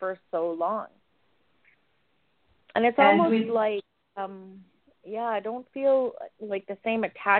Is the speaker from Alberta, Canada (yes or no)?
yes; Edmonton, Alberta, Canada; moved away; I have an opportunity to return back to my hometown.